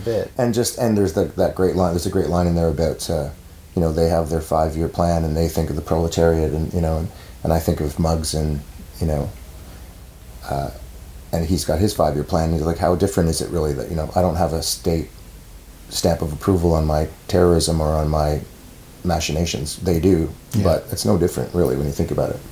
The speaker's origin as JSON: {"language": "English", "country": "Canada", "said": "as a Canadian"}